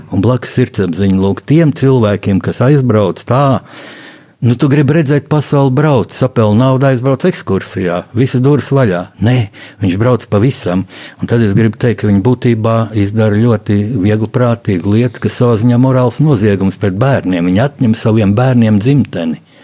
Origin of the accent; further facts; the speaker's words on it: Latvia; mēs esam latvieši, mīlēt Latviju